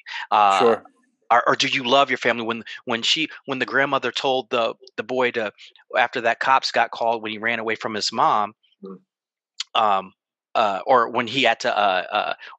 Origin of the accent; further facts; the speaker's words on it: Ohio, United States; also born or lived in Berkeley, California; When I moved back from the Bay Area in Berkeley, California, to Ohio